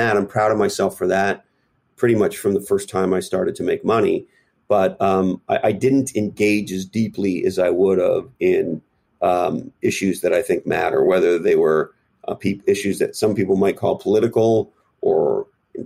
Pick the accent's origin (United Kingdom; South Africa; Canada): Canada; moved away as an adult; now in United States; I grew up in Canada, but I have lived here for approximately 25 years or so